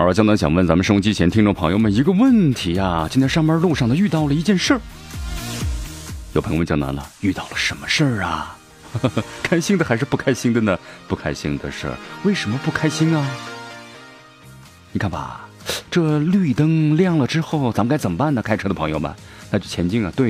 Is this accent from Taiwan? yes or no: no; Sichuan, China; accent: Sichuan dialect; 不知道他是不懂呢，还是咱们四川话是在装怪。